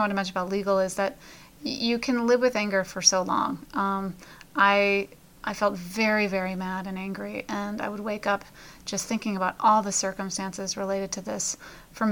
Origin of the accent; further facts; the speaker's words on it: Chicago, Illinois, United States; now in Pennsylvania, United States; my hometown of Chicago.